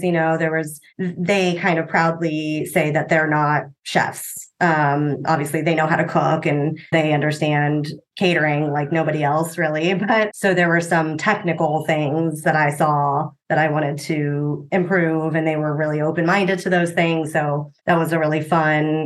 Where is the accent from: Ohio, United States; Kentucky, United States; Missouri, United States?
Ohio, United States; Cincinnati; also born or lived in Austin, Texas; now in Columbus, United States; I'm technically from Cincinnati, but Columbus is home.